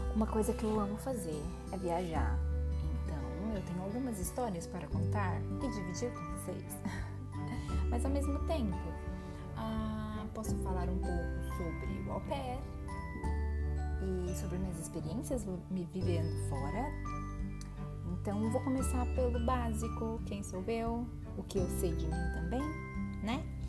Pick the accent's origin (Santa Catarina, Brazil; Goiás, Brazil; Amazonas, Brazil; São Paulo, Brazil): São Paulo, Brazil; Presidente Prudente; moved away as an adult; also born or lived in New York, United States; now in Lisbon, Portugal; sou brasileira. Sou do interior de São Paulo, de Presidente Prudente.